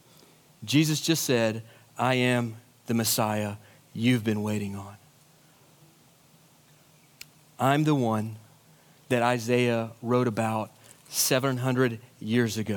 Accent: United States; as American Christians living in the wealthiest nation in the history of the world

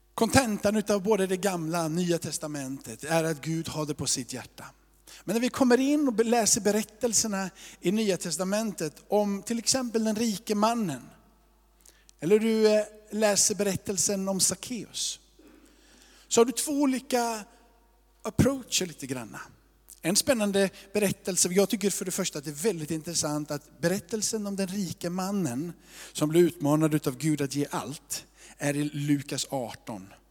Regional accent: Småland, Sweden; Jag är också från Småland

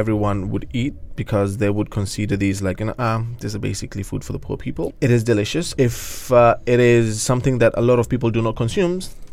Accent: Kenya; I come from Kenya, born and raised in Kenya

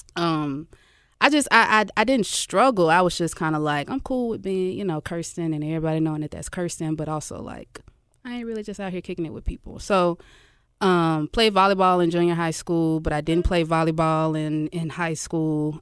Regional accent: Memphis, Tennessee, United States; I'm from South Memphis, man. Uh, Glenview

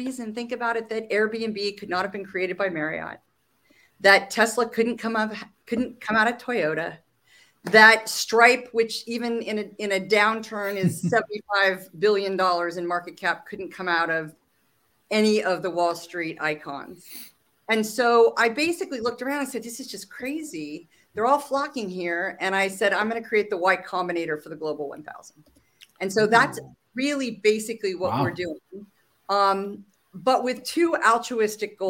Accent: Silicon Valley, California, United States; I'm a native Californian, which is only interesting because I grew up in Silicon Valley

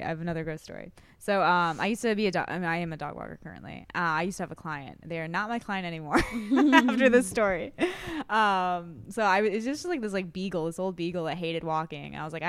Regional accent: Iowa, United States; I'm from Iowa.

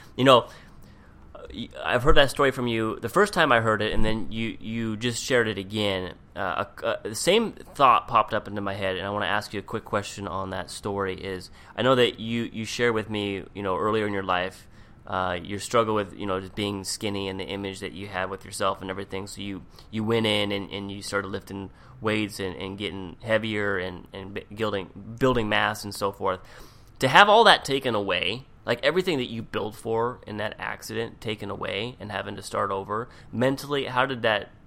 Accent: Seattle, Washington, United States; moved away as an adult; also born or lived in Palm Springs, California; now in Orange County, United States; I grew up in Seattle

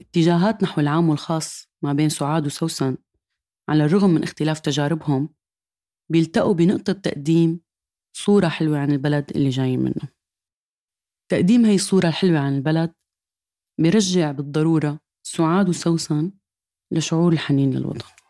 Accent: Syria; moved away as an adult; من تسع سنين طلعت من سوريا

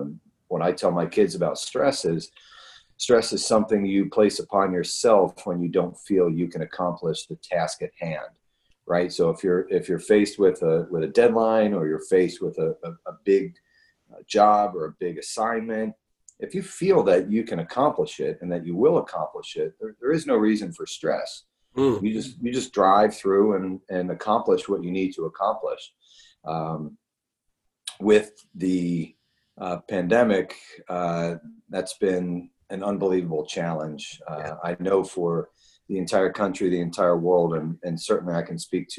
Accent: Philadelphia, Pennsylvania, United States; moved away; also born or lived in Texas; I grew up in Philadelphia

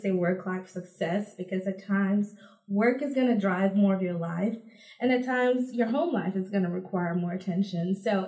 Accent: U.S. Virgin Islands; also born or lived in Dominica; So I grew up in the Caribbean between the two Caribbean countries, St. Thomas, U.S. Virgin Islands, which most people are familiar with, and then Dominica, which is located further down the archipelago of islands between Martinique and Guadeloupe.

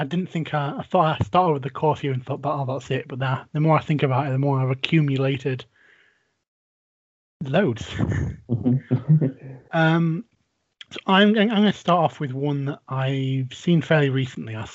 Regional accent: England, United Kingdom; grew up in England

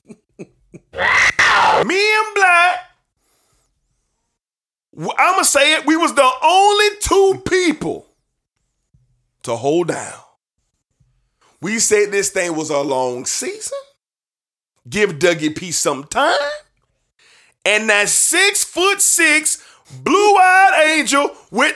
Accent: Jacksonville, Florida, United States; I love the Jacksonville Jaguars. This is my hometown team

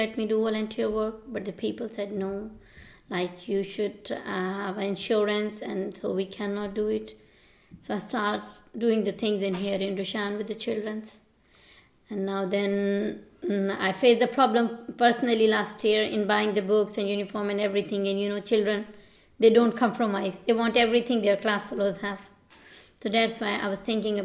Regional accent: Pakistan; moved away as an adult; now in Millstreet, Ireland; I'm from Pakistan

